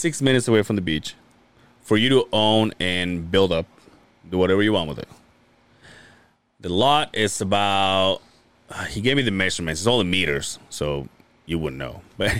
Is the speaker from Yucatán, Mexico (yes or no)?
yes; Yucatán, Mexico; born or raised there; now in United States